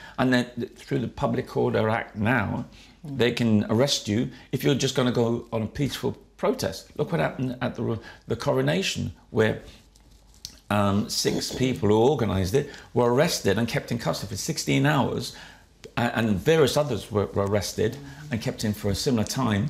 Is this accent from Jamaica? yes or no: yes; Jamaica; now in United Kingdom; And as I said, I came from Jamaica. I had this superiority complex because I felt Jamaica's my island.